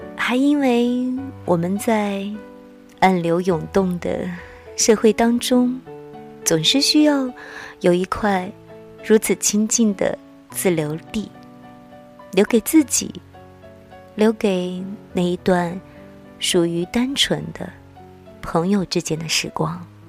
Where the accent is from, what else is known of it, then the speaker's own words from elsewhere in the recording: the South, southern China, China; 因为我是南方人。